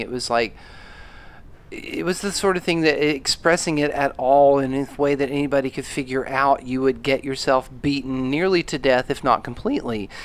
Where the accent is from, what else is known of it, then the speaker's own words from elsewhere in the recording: Alabama, United States; moved away; also born or lived in Atlanta, Georgia; I grew up in the South